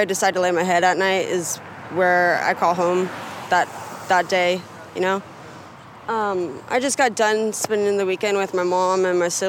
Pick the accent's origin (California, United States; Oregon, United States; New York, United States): Oregon, United States; Gresham; I grew up in Deep Gresham. I went to Hall Elementary.